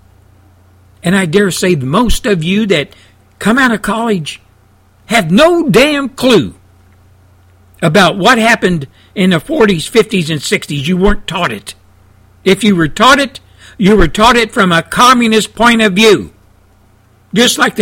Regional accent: United States; as an American, as a veteran, as a patriot

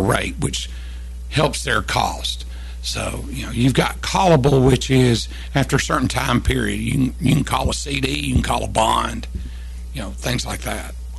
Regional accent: Kentucky, United States; moved away as an adult; also born or lived in Tennessee; I was 14, 15, 16, all the way up to 18, well, 17 because we moved right after I turned 18, we moved from Kentucky back to Tennessee

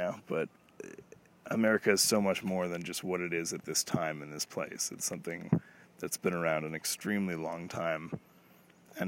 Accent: Toronto, Ontario, Canada; I'm Canadian, if I haven't mentioned it, and obviously Toronto.

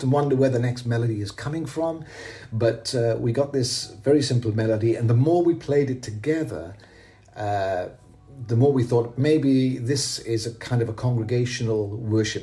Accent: Llantrisant, Wales, United Kingdom; now in Mallorca, Spain; I grew up here in South Wales. In South Wales, in a little town called Llantrisant

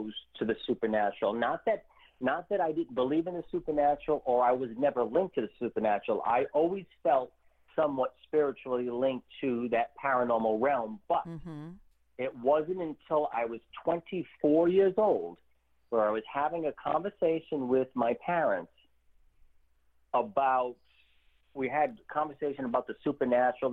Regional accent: Warwick, Rhode Island, United States; also born or lived in Providence, Rhode Island; we moved from Providence, and I spent basically from 9-10 years old all the way up until my 20s living in the suburbs of Warwick, Rhode Island.

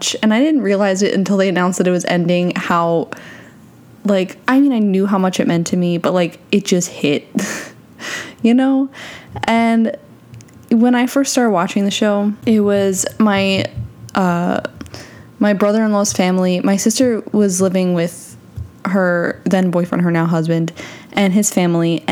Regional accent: New York, United States; now in Florida, United States; I'm from New York

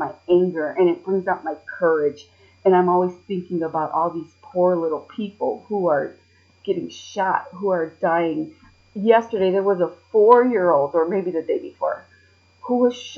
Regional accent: Chicago, Illinois, United States; accent: city voice; I was born and raised in Chicago

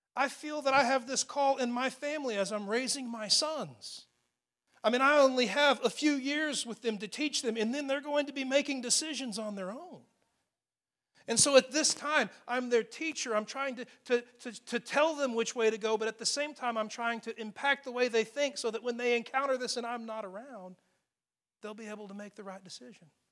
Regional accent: Texas, United States; especially as Texans

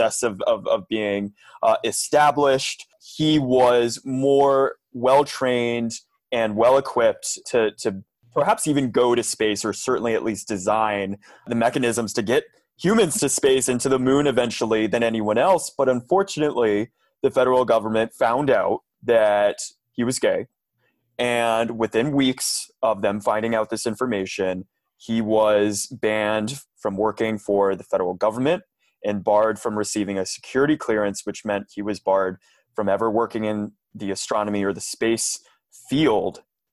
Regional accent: Round Rock, Texas, United States; I am originally from Central Texas. I grew up in a small town right outside of Austin called Round Rock

